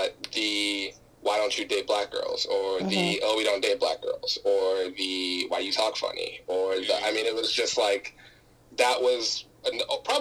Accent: Nigeria; also born or lived in South Texas; now in United States; I'm also Nigerian. I grew up in Nigeria. I was born in the U.S., grew up in Nigeria. Even when we moved back to the U.S., I was still very much living and growing up in a Nigerian home

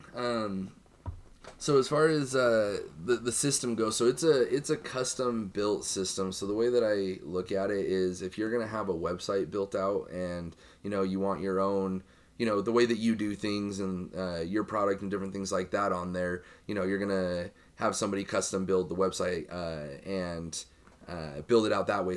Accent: Utah, United States; I grew up in Utah

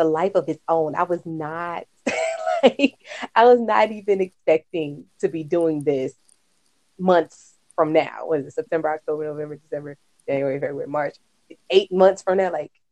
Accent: Virginia, United States; now in North Carolina, United States; I'm from Virginia

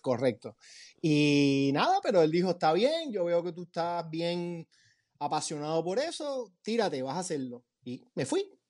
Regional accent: Puerto Rico; moved away as an adult; also born or lived in Los Angeles / New York; now in Miami, United States; Yo, cuando me gradué de high school, eh, iba a seguir una cosa bien tradicional, tú sabes, como toda la gente de Puerto Rico

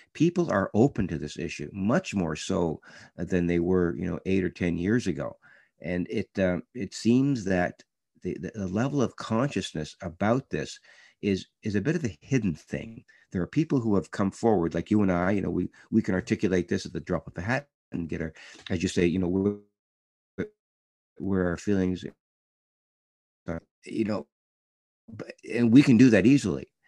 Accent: Canada; being a Canadian

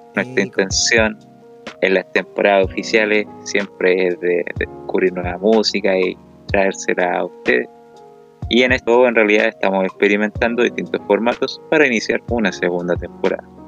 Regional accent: Chile; somos oro de Chile

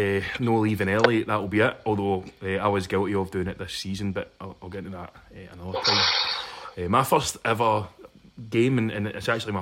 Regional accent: Glasgow, Scotland, United Kingdom; I am from Springburn

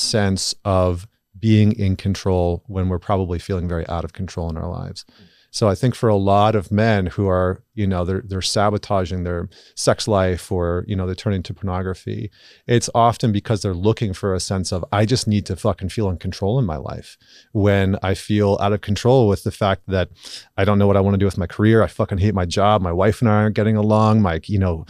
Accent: Canada; I'm Canadian

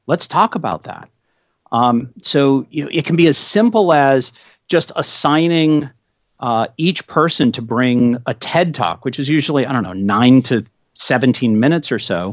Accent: New England, United States; now in Washington, D.C., United States; I grew up in New England

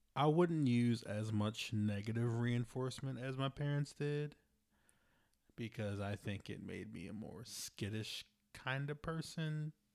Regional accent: Baltimore, Maryland, United States; I grew up in Baltimore City

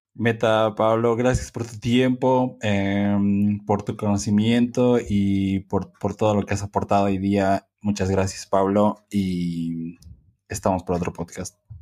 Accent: Bolivia; nosotros somos de Bolivia

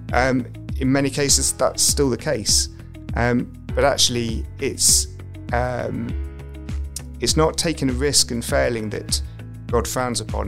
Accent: Derby, East Midlands, United Kingdom; I grew up in Derby, um, went away for university

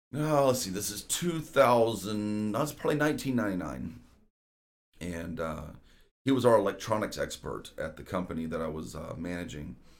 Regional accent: Houston, Texas, United States; moved away as an adult; we moved back to Houston in two thousand three

